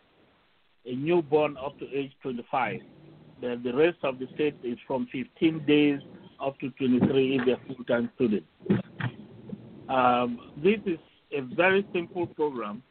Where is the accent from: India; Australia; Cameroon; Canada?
Cameroon; now in United States; I'm originally from Cameroon. I migrated to the United States in 1978